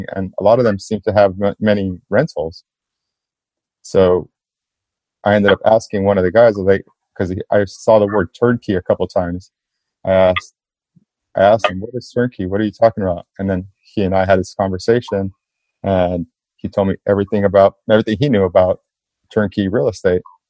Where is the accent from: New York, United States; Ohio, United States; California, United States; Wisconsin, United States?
California, United States; South Gate; I grew up in Southgate, California, which is right, just like a few minutes away from downtown LA.